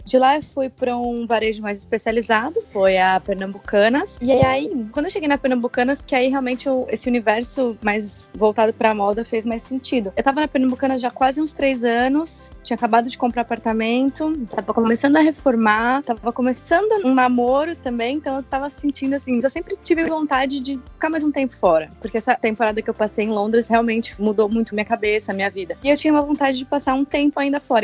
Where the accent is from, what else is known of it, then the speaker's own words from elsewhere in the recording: São Paulo, Brazil; moved away as an adult; also born or lived in London; now in China; Eu sou de São Paulo